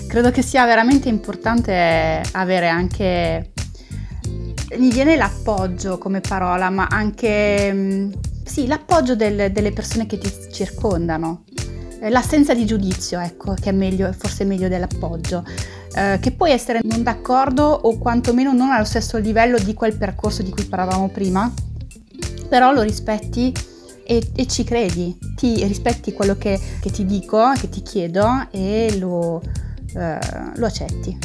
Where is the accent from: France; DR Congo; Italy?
France; Italian is a second language; moved away; io sono francese